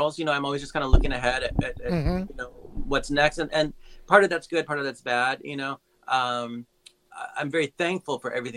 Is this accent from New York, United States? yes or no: no; Santa Barbara, California, United States; also born or lived in Lompoc; I'm from Santa Barbara and Lompoc, okay. So not too far from